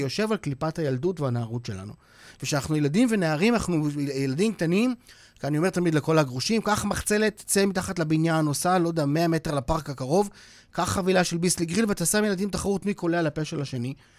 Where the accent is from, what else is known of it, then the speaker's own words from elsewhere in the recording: Switzerland; now in Israel; אני שוויצרי במקום נולדתי בשוויץ